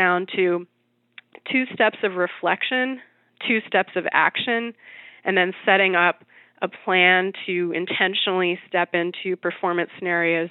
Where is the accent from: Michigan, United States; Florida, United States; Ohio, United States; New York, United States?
New York, United States; New York City; I'm a New Yorker